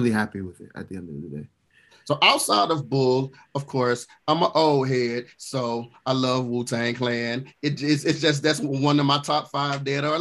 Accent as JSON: {"language": "English", "country": "Ghana", "said": "No, I'm from Ghana."}